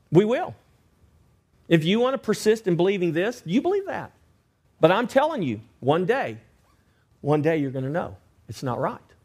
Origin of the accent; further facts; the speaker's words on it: Victoria, Texas, United States; I grew up in Victoria